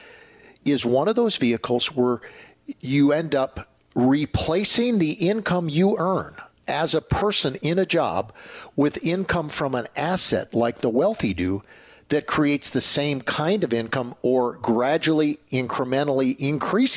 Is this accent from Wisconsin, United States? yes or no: yes; Green Bay, Wisconsin, United States; I grew up in the Green Bay area